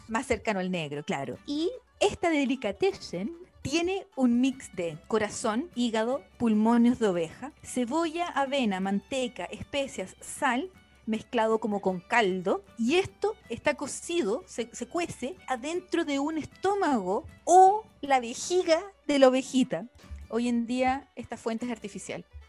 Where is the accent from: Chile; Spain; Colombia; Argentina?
Chile; now in Ireland; como chilena